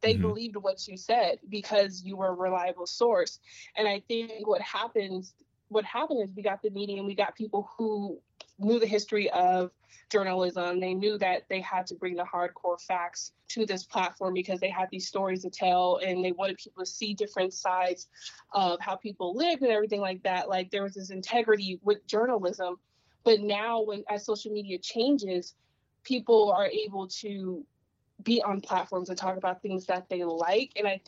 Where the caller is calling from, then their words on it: Atlanta, Georgia, United States; Oh, obviously, Atlanta, Georgia.